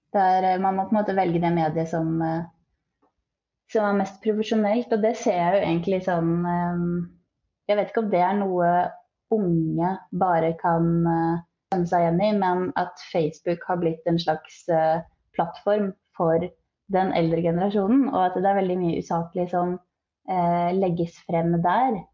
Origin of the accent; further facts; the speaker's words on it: Skien, Telemark, Norway; moved away; Jeg er egentlig fra Skien